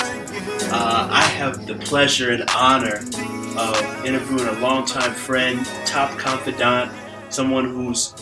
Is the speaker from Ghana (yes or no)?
yes; Ghana; I'm from Ghana